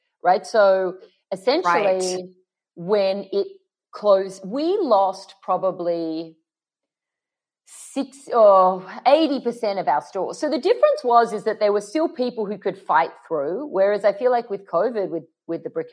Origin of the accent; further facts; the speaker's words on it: Sydney, New South Wales, Australia; moved away as an adult; now in Los Angeles, United States; our house in Paddington, where I grew up in Sydney